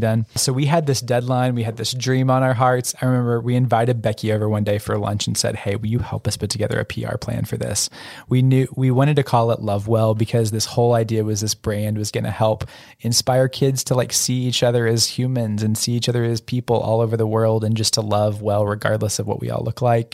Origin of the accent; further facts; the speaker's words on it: Oklahoma, United States; also born or lived in Louisiana; I grew up in small town Oklahoma. I was born in Louisiana, but I don't really remember that s, few years there